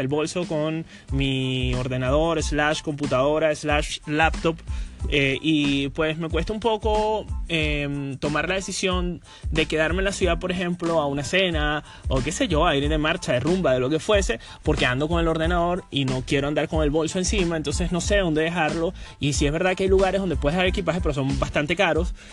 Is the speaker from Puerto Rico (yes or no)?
no; Venezuela; now in Madrid, Spain; en mi país, Venezuela